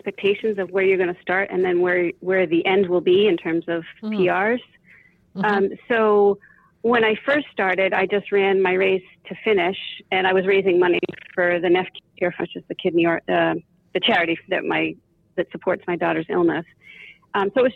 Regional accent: outside of Boston, Massachusetts, United States; I grew up outside of Boston

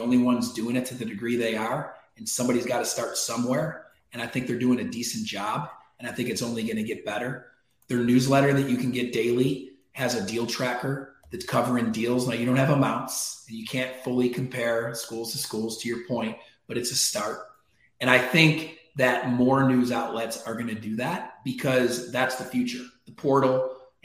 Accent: Syracuse, New York, United States; my hometown team, Syracuse

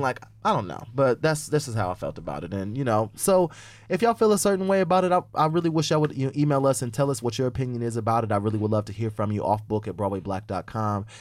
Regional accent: Indiana, United States; moved away as an adult; now in New York, United States; I'm from Indy fucking Anna

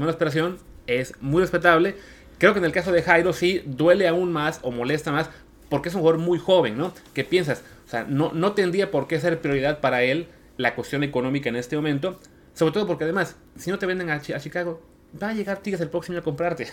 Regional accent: Mexico; nosotros como mexicanos

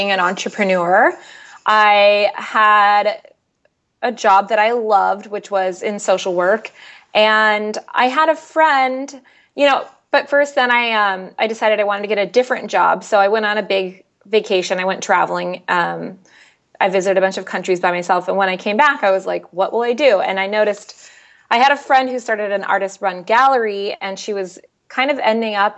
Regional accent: Seattle, Washington, United States; I'm from Seattle. I've lived here. I live in South Lake Union

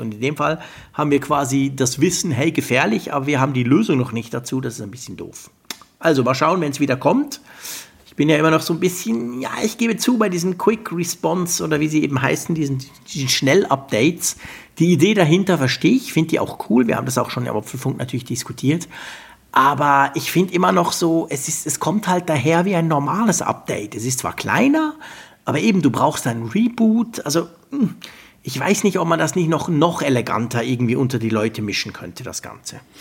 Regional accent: Switzerland; bei uns in der Schweiz

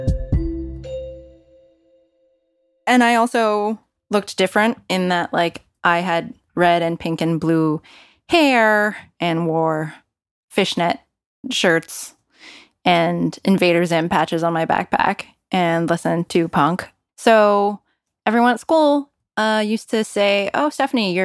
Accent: Bay Area, California, United States; also born or lived in Malaysia; I was born in Malaysia. My family moved to the Bay Area, California, when I was almost three.

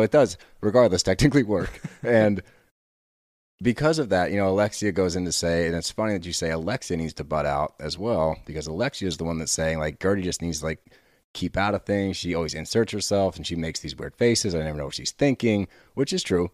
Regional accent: Texas, United States; I was born in Texas

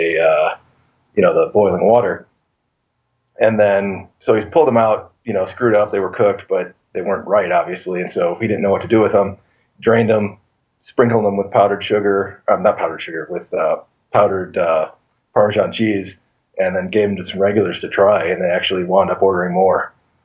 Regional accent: St. Louis, Missouri, United States; now in Gardiner, Montana, United States; I grew up in St. Louis

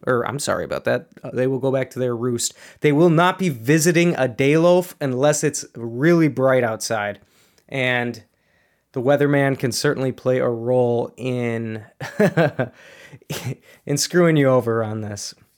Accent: Minnesota, United States; growing up in Minnesota

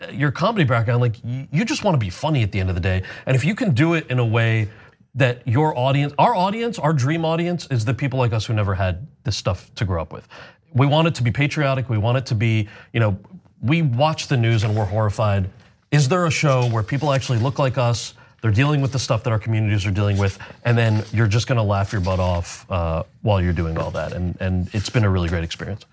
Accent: New Jersey, United States; I grew up in Jersey

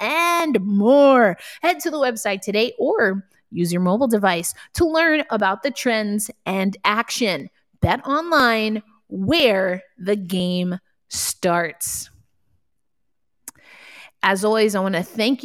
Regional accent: New York, United States; moved away; I'm from New York, not from Brooklyn, but I'm from New York

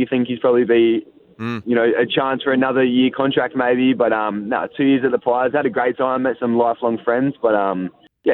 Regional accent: country South Australia, Australia; now in Melbourne, Australia; I'm not really from Adelaide. I'm more from country Adelaide

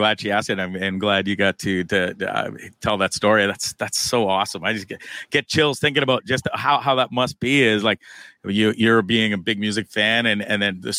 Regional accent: Hamilton, Ontario, Canada; moved away; I'm born and raised in Hamilton

